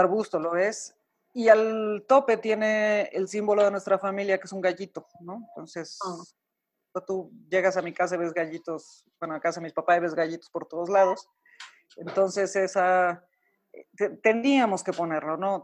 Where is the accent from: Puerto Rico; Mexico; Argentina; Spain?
Mexico; also born or lived in Santiago, Chile; los mexicanos salirnos de nuestro país es difícil, extrañamos la comida, extrañamos a la familia, extrañamos nuestro acento